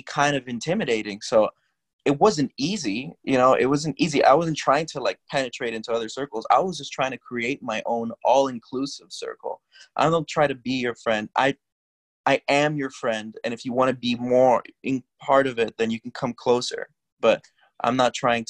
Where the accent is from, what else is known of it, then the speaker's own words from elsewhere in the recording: Miami, Florida, United States; moved away; I'm from Miami